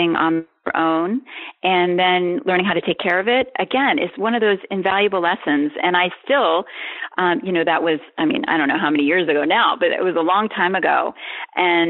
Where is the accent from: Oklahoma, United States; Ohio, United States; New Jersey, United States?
Ohio, United States; now in New York, United States; I grew up in Ohio